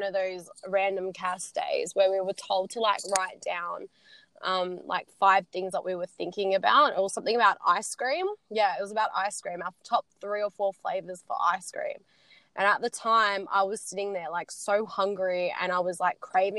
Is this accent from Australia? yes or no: yes; Sydney, New South Wales, Australia; I'm from Sydney